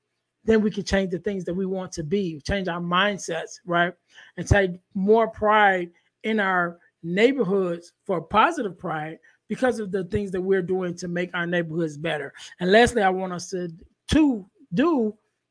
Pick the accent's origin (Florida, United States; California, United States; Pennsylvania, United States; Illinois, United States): Illinois, United States; Chicago; I come from Chicago